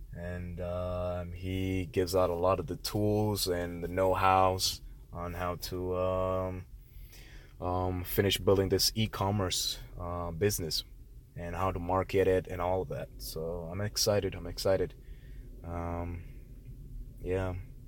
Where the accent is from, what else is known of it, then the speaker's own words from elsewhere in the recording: Connecticut, United States; born there; I was born in Connecticut, didn't know, you know, I didn't know much about Connecticut.